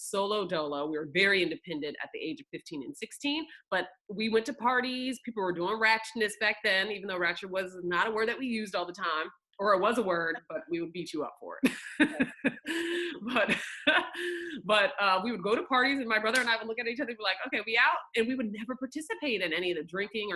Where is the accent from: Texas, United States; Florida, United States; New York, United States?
Florida, United States; Northern; also born or lived in Oklahoma; I was born in Oklahoma, weirdly, and then I grew up mostly in Florida